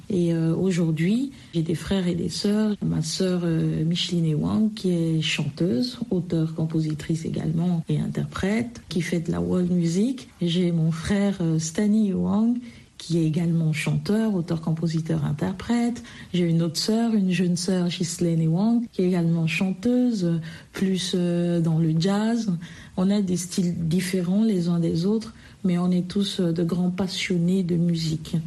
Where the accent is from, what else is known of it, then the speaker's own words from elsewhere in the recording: Anglophone Cameroon, Cameroon; moved away; j'ai grandi euh, au Cameroun, par exemple, dans un contexte plutôt bilingue, tantôt anglophone, tantôt francophone, ou très souvent francophone, mais je suis originaire de la partie euh, euh, du Cameroun anglophone